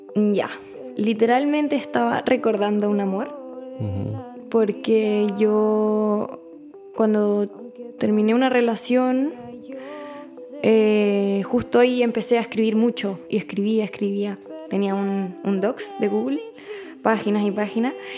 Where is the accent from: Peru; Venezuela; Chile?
Chile; Santiago, Santiago Metropolitan Region; yo vengo de Chile, de Santiago.